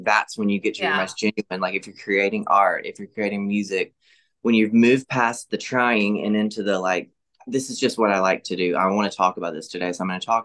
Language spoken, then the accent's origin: English; Laurel, Mississippi, United States; I grew up in the Southern Baptist Church here in Laurel with my family